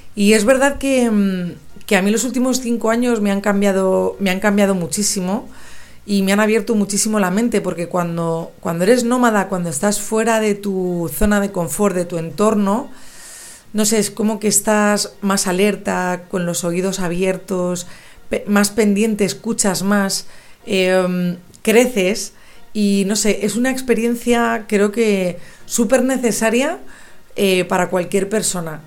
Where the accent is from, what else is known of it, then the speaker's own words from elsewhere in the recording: Madrid, Community of Madrid, Spain; moved away as an adult; also born or lived in London; estar grabando desde mi ciudad natal ya que he regresado de Londres hace unas semanas y, estoy aquí en Madrid